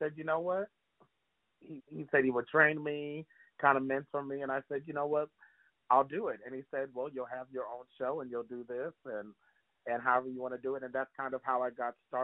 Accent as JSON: {"language": "English", "region": "California", "country": "United States", "tie": "born or raised there", "also_born_or_lived": "Canada", "said": "Born in Canada. Born to a single parent household. My mom and I moved down to California"}